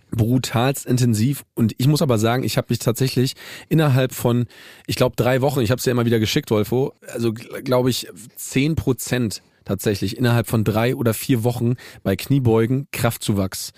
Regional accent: Saxony, Germany; ich bin ja in Sachsen groß geworden

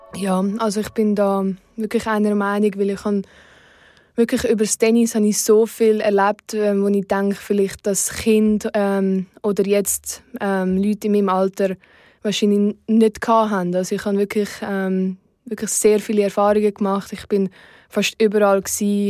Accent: Oberuzwil, St. Gallen, Switzerland; in Oberutzwil, wo ich aufgewachsen bin

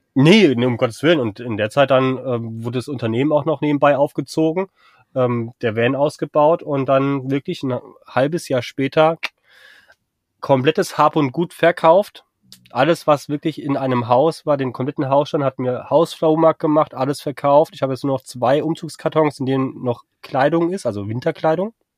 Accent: Frankfurt am Main, Hesse, Germany; moved away as an adult; also born or lived in Husum; bin ja gebürtiger Frankfurter

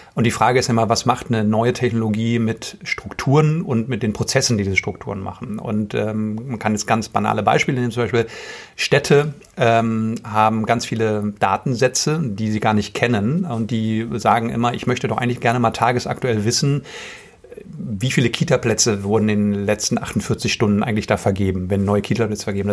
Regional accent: Ruhr area, North Rhine-Westphalia, Germany; also born or lived in Boston; ich komme aus dem Ruhrgebiet gebürtig

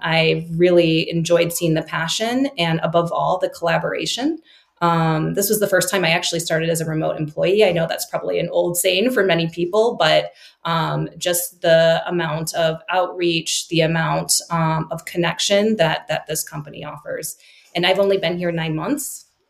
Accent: Chicago, Illinois, United States; moved away as an adult; also born or lived in Singapore; moving back to my hometown of Chicago

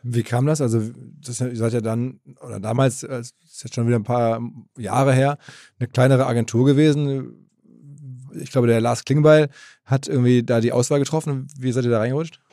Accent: Essen, North Rhine-Westphalia, Germany; ich mit Essen da schon ein bisschen zentraler bin

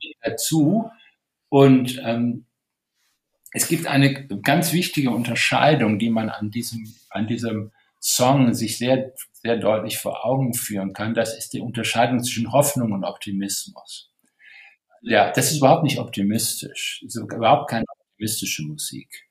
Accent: Wuppertal, North Rhine-Westphalia, Germany; ich bin in Wuppertal geboren

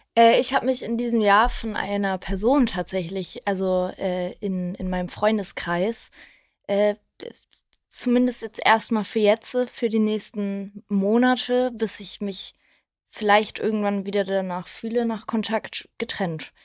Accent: Wedel, Schleswig-Holstein, Germany; now in Berlin, Germany; in meiner Heimatstadt in Wedel

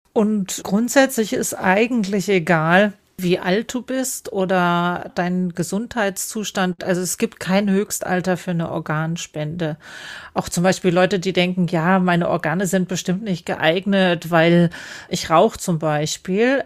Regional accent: Germany; Bei uns in Deutschland

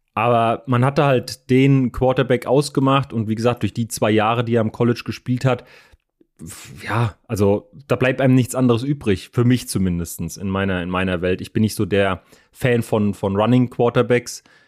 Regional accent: Frankfurt, Hesse, Germany; für mich natürlich als, als Frankfurter

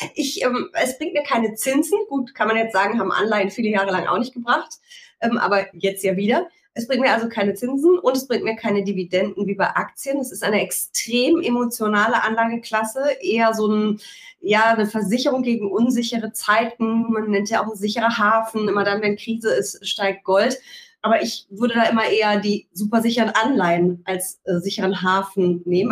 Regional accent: Rhineland, Germany; ich bin Rheinländerin

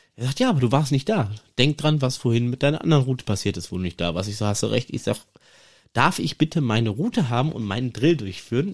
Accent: Iserlohn, North Rhine-Westphalia, Germany; bei uns in Iserlohn

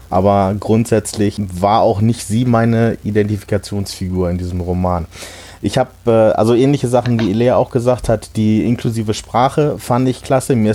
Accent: Hanover, Lower Saxony, Germany; neben Hannover, äh, wo ich herkomme

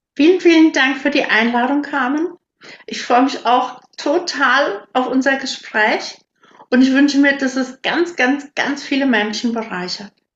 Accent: 15-18 km from Herborn, Westerwald, Germany; moved away as an adult; now in Siegerland, Germany; ich komme ursprünglich aus einem winzig kleinen Dorf. Damals waren da so 180 Einwohner.

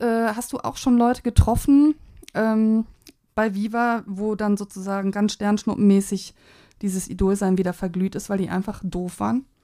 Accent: Cologne, North Rhine-Westphalia, Germany; als Kölnerin in Berlin bin

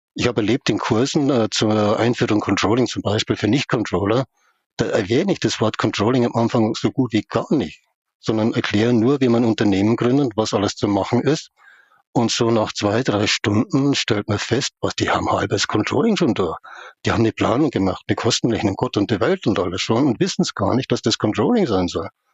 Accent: Upper Palatinate and Munich, Bavaria, Germany; aufgewachsen in der Oberpfalz und in München

